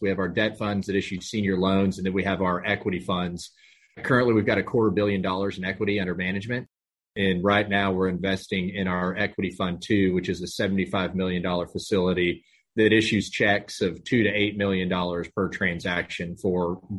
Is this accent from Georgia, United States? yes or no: no; Amarillo, Texas, United States; moved away as an adult; also born or lived in Austin, Texas; now in Houston, United States; based here in Houston, Texas. Born and raised in North Texas, up in Amarillo, went to school, University of Texas in Austin.